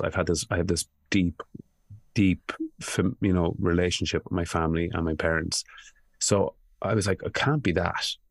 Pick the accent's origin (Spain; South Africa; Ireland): Ireland; I grew up in a country that I knew people were tortured and they weren't talking about it. Uh, Ireland